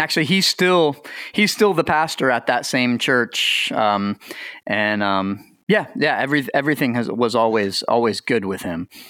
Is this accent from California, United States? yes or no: no; Lake Wales, Florida, United States; moved away; also born or lived in Anderson, Indiana; I was born in Florida, lived in Florida